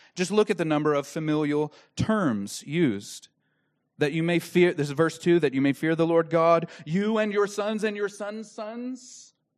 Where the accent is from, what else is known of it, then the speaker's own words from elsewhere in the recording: Dallas Fort Worth area, Texas, United States; I'm from the Dallas Fort Worth area